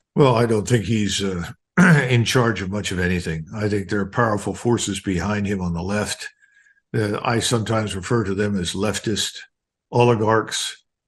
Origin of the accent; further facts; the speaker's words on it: Philadelphia, Pennsylvania, United States; moved away; I grew up in North Philadelphia